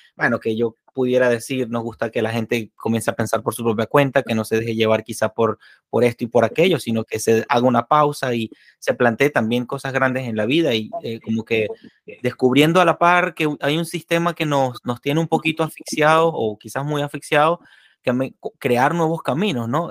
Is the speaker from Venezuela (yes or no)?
yes; Venezuela; moved away